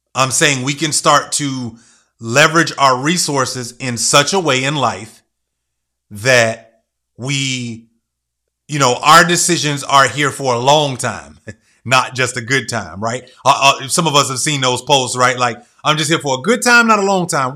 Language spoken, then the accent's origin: English; United States; I was born and raised here in America